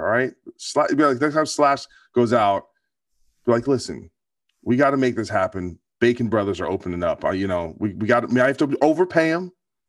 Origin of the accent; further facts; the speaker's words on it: New Jersey, United States; I'm from New Jersey.